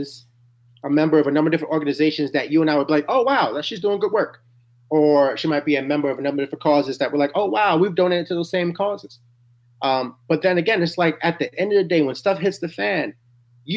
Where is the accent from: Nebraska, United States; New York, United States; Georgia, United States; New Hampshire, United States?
New York, United States; New York City; I'm from Harlem, New York. I was born in 88.